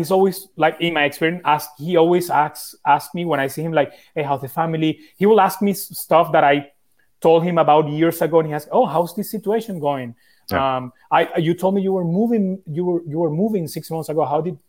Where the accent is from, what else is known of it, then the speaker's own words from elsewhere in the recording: Italy; born there; I was born in Italy.